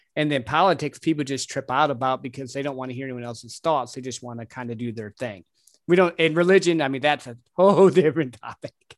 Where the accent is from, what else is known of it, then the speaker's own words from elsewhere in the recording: Midwest, United States; I grew up in the Midwest